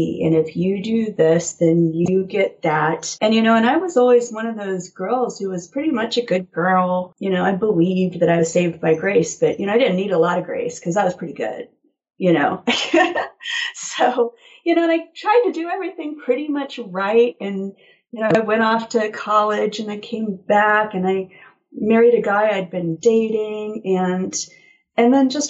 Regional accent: Nebraska, United States; born or raised there; also born or lived in Blacksburg, Virginia / Roanoke, Virginia

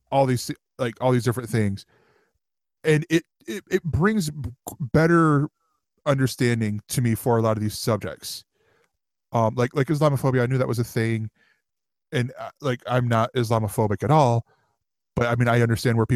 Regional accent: Brooklyn, New York, United States; because of the fact that of where I'm from. I'm from Brooklyn.

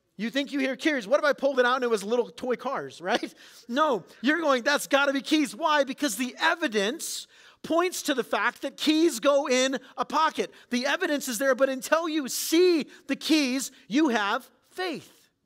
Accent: San Diego, California, United States; I grew up in San Diego.

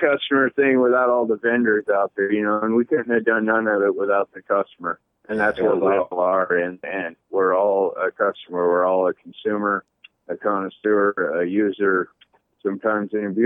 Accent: Clearlake, California, United States; moved away as an adult; now in Oregon, United States; I grew up in Northern California all my life in a little town called Clear Lake, a few hours from Humboldt

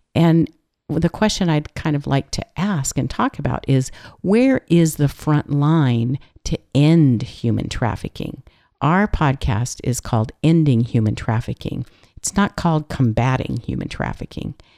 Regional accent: California, United States; I'm from California

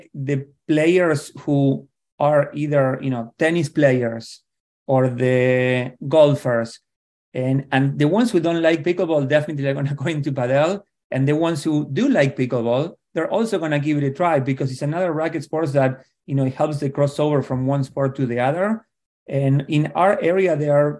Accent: Argentina; moved away as an adult; now in Connecticut, United States; I grew up in Argentina playing tennis

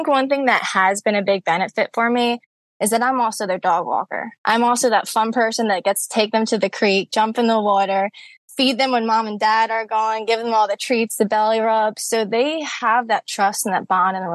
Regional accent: Cape May, New Jersey, United States; now in Pennsylvania, United States; I'm originally born and raised in Cape May, New Jersey

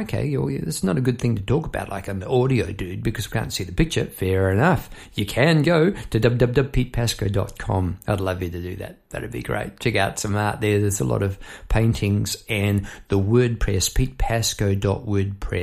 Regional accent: Melbourne, Victoria, Australia; I'm from Melbourne, Australia

